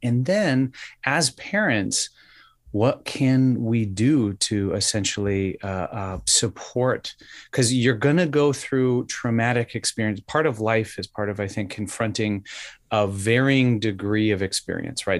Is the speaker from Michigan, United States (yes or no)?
no; Wisconsin, United States; now in New Hampshire, United States; I am originally from Wisconsin.